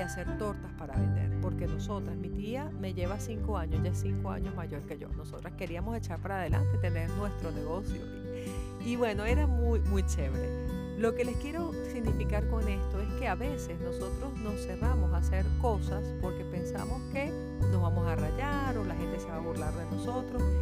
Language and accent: Spanish; Venezuela; así somos los venezolanos, siempre con ganas de echar para adelante